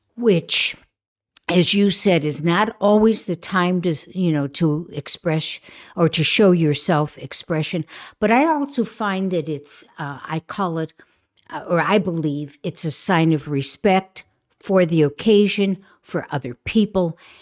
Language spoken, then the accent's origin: English; Chicago, Illinois, United States; I grew up in Chicago